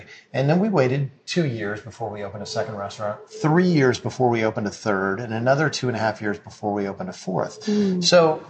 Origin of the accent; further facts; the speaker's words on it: Springfield, Illinois, United States; also born or lived in New York / Florida / Nashville; now in Chicago, United States; I grew up in Springfield, Illinois